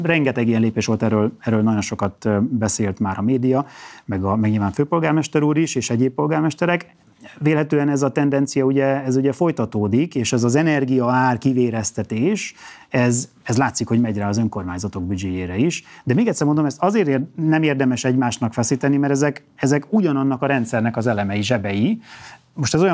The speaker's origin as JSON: {"language": "Hungarian", "town": "Kisvárda", "region": "Szabolcs-Szatmár-Bereg", "country": "Hungary", "tie": "born there", "said": "földiek vagyunk a, a Miklóssal, én is Kisvárdán születtem"}